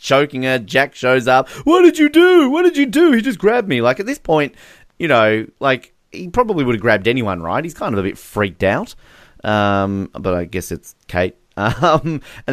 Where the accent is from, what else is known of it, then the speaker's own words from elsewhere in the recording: Australia; I am Australian